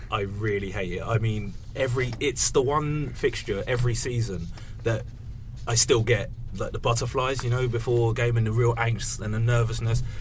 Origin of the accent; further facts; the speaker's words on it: London, United Kingdom; growing up in North London